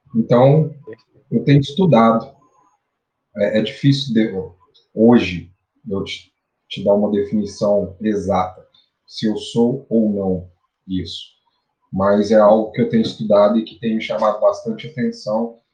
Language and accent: Portuguese; Araxá, Minas Gerais, Brazil; vindo do interior, do interior de Minas Gerais, sou de Araxá